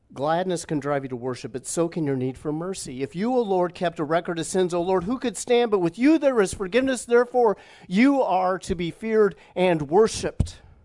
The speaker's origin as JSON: {"language": "English", "town": "Indianapolis", "region": "Indiana", "country": "United States", "tie": "born or raised there", "also_born_or_lived": "Plainfield, Illinois", "moved": "as an adult", "said": "not far, literally, from the area of, of town that we grew up in, about thirty minutes away from, from family"}